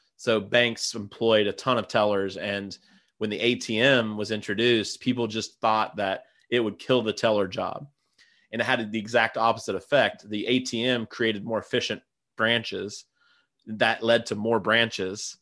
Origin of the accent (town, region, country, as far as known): Gallipolis, Ohio, United States; born or raised there